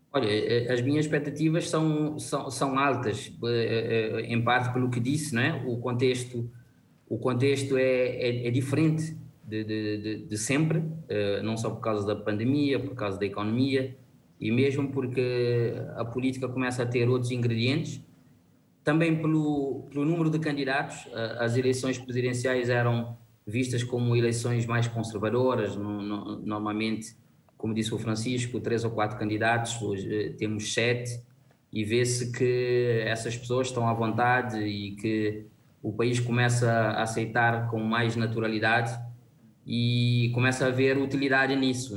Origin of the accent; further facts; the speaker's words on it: Cape Verde; Isso conforta-me como cabo-verdiano